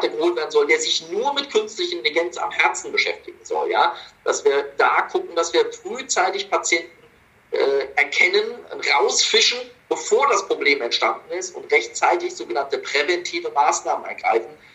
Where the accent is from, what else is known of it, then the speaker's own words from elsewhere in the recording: Munich, Bavaria, Germany; now in Essen, Germany; viele Grüße zurück in meine alte Heimat München.